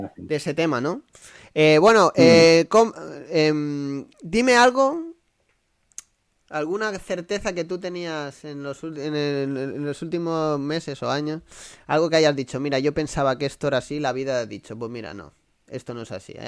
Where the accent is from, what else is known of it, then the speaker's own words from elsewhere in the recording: a village near Badajoz, Extremadura, Spain; moved away; mi pueblo está al lado de Badajoz, a 20 minutos